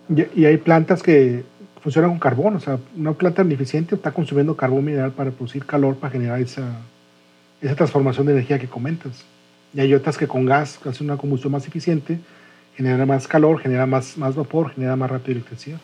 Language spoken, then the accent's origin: Spanish; Monterrey, Nuevo León, Mexico; como Regio que no había probado el frío de, menos 7 grados